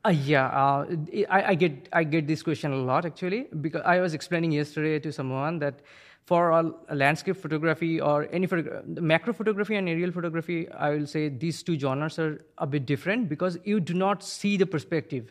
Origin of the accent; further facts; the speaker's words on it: India; now in New Milford, United States; I'm originally from India.